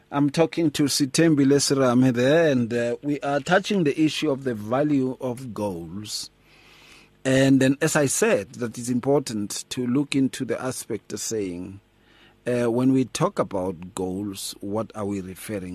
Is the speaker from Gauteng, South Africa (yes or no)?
yes; Atteridgeville, Gauteng, South Africa; when I grew up in Atteridgeville